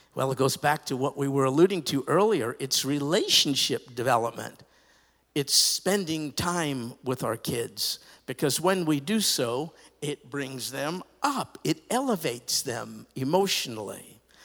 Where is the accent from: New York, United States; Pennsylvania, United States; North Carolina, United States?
New York, United States; I grew up in New York